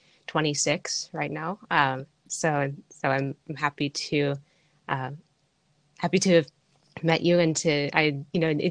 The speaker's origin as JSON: {"language": "English", "town": "Seattle", "region": "Washington", "country": "United States", "tie": "born or raised there", "said": "I grew up in Seattle, Washington"}